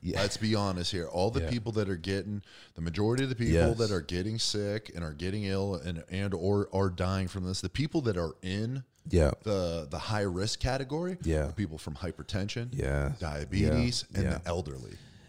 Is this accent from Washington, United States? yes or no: no; Erie, Pennsylvania, United States; I'm from Erie, Pennsylvania.